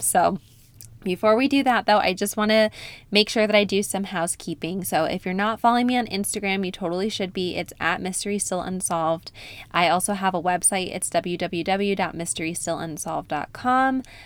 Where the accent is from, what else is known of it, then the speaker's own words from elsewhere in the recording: upstate New York, United States; moved away; I spent about six weeks in upstate New York visiting my hometown